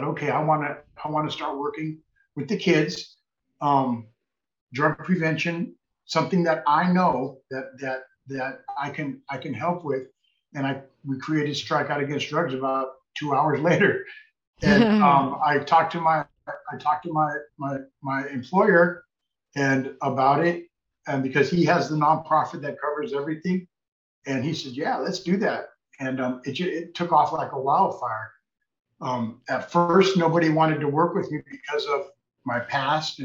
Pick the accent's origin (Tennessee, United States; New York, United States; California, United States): California, United States; Redondo Beach; now in Los Angeles, United States; I was raised in Redondo Beach